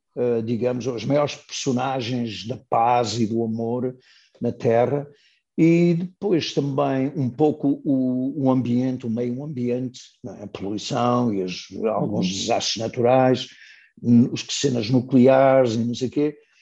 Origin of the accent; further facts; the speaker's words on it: Matosinhos, Norte, Portugal; moved away as an adult; now in United States; de Matosinhos, onde estou neste momento, que é a minha terra